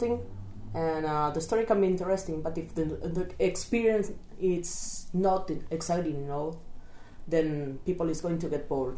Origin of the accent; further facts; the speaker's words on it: small town near Barcelona, Catalonia, Spain; I'm from Spain, concretely from a small town nearby Barcelona